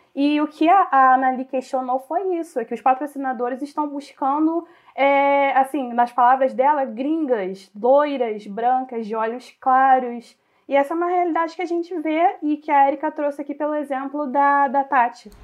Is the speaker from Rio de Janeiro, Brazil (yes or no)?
yes; Região dos Lagos, Rio de Janeiro, Brazil; also born or lived in Rio Bonito / Saquarema; eu sou da região dos lagos, é, nasci em Rio Bonito e sempre em Saquarema